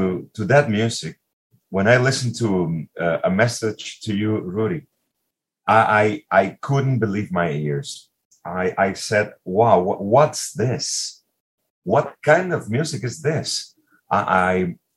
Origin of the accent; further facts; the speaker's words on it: Caracas, Capital District, Venezuela; Caracas, my hometown.